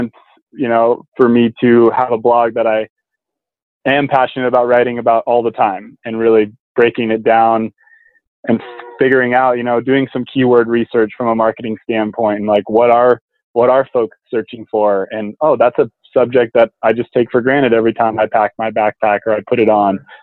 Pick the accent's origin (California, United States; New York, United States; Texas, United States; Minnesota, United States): California, United States; Truckee; also born or lived in San Diego, California; I'm from the mountains in Truckee, California. So I grew up backpacking in the Sierra Nevadas